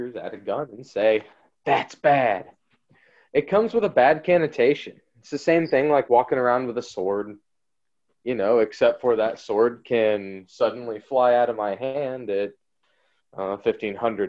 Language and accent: English; United States; speaking as an American